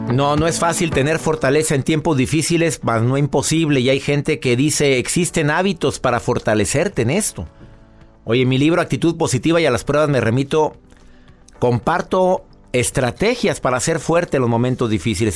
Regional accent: Mexico; en mi país, en México

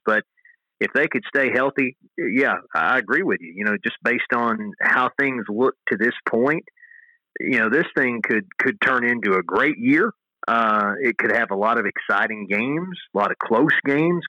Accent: Tennessee, United States; moved away; it's my home state

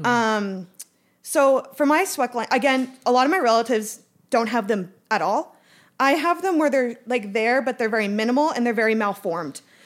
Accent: Calgary, Alberta, Canada; I'm from Calgary

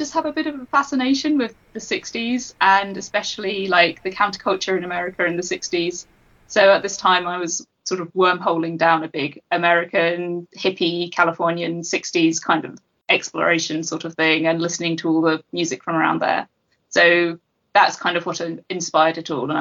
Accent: England, United Kingdom; I was living in a city centre flat in my hometown

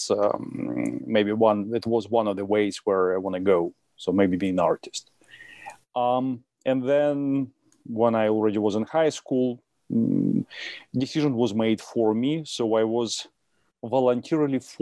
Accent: Russia; English is a second language; moved away as an adult; was born when it was Soviet Union, 70s, right on the pike of the Cold War. So I got all this flavor of what was going on between Russia and United States. I raised during this interesting time

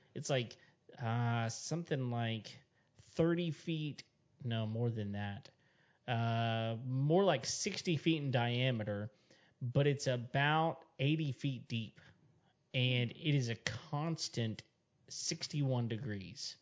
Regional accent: West Texas, United States; I grew up in West Texas and it's pretty much a desert up there.

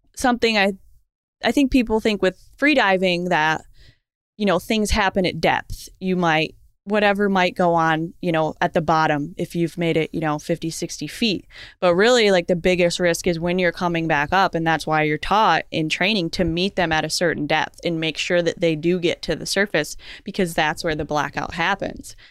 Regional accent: Florida, United States; also born or lived in Naples, Florida; I'm from Florida.

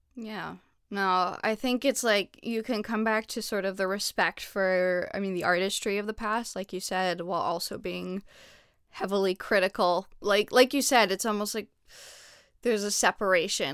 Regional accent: Canada; now in United States; I'm I'm Canadian

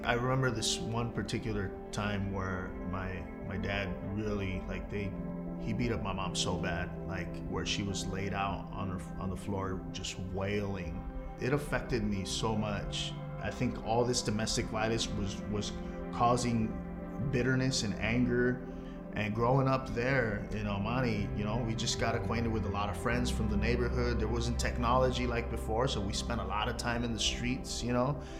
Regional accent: Los Angeles, California, United States; I'm from Los Angeles, California. I was born in Queen of Angels

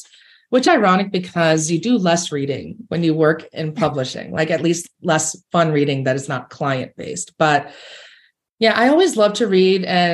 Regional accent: New York, United States; I grew up in New York

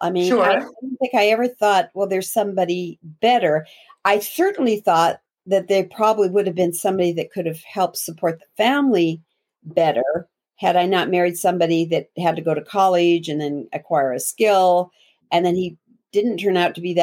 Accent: Montana, United States; I grew up in Montana, and a little town

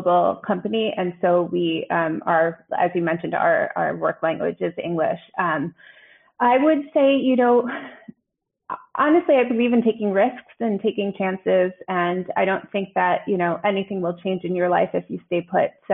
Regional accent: New York, United States; moved away as an adult; now in Düsseldorf, Germany; I am a New Yorker

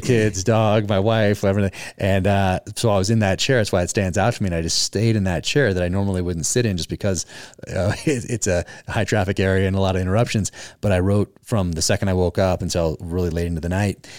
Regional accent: Northern California, United States; In Northern California.

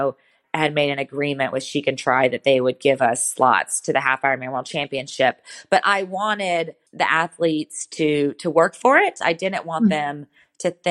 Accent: United States; growing up in America

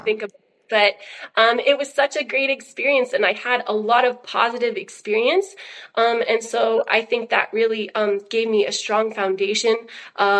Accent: Oklahoma, United States; I was born in Oklahoma to super hippie parents

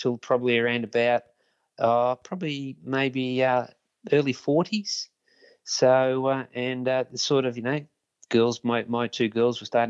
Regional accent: Ashwood, Victoria, Australia; I grew up in Ashwood, which is quite close to Jordanville, Mount Waverley, around that area

